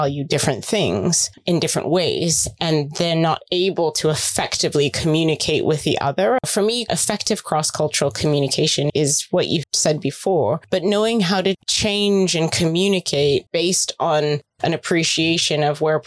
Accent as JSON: {"language": "English", "country": "United States", "said": "my family is from the Philippines, they immigrated to the States. I'm American, but growing up in that community"}